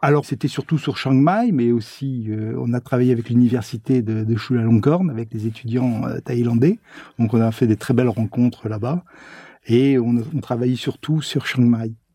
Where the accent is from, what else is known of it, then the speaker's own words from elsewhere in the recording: Blois, Centre-Val de Loire, France; j'étais originaire de Blois